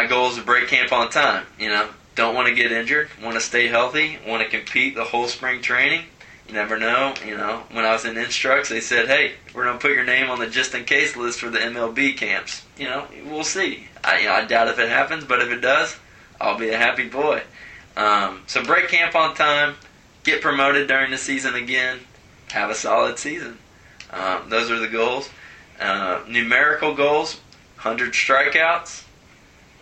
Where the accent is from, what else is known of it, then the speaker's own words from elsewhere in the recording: Cincinnati, Ohio, United States; I'm from Cincinnati